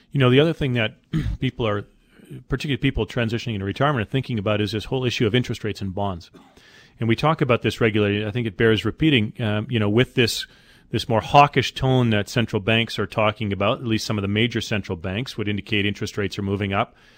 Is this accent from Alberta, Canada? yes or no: yes; Calgary, Alberta, Canada; I'm from Calgary